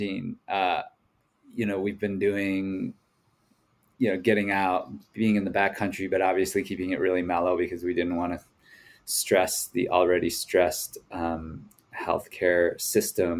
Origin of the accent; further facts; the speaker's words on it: Mankato, Minnesota, United States; now in Jackson, United States; I grew up in the Midwest in a small town called Mankato, Minnesota, in south central Minnesota